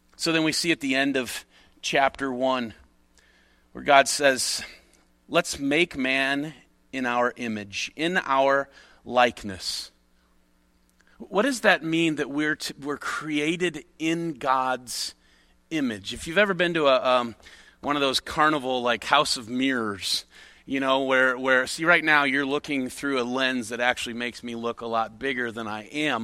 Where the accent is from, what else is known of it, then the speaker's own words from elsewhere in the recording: near Chicago, Illinois, United States; I grew up near Chicago